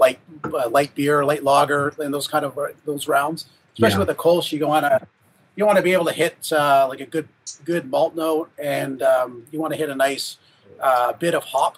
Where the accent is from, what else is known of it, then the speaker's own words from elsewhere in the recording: Huntsville, Ontario, Canada; I grew up in Huntsville